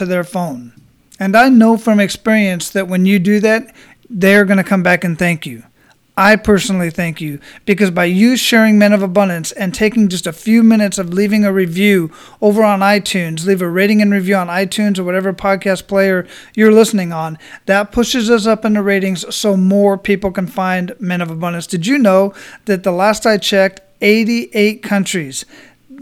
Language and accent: English; Phoenix, Arizona, United States; now in Florida, United States; I grew up in Phoenix, Arizona